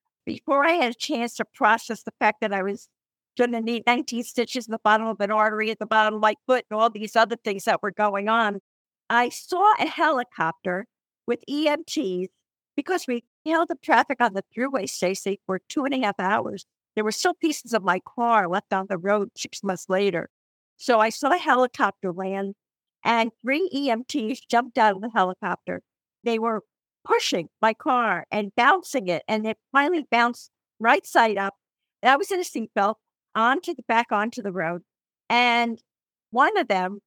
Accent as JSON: {"language": "English", "region": "New Jersey", "country": "United States", "accent": "New Jersey", "said": "you can tell by my accent, I'm a New Jersey girl"}